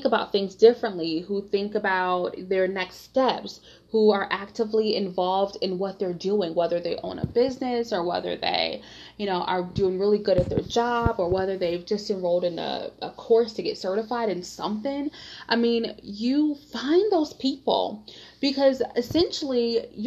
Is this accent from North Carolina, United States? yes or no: no; Detroit, Michigan, United States; I grew up in Detroit, Michigan, and Detroit is such an amazing, vibrant, fun city